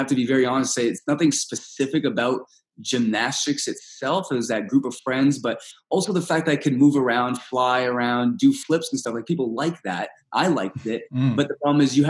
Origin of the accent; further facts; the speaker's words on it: Canada; first language Russian; English is a second language; also born or lived in Moscow, Russia; I just got to Canada. I was adopted and everything